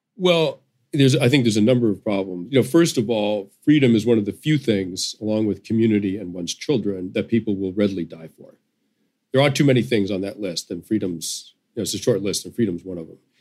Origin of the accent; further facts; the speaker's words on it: United States; as an American